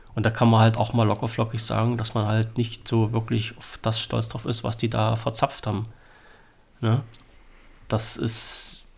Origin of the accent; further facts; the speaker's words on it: Germany; ich bin in Deutschland geboren, meine Vorfahren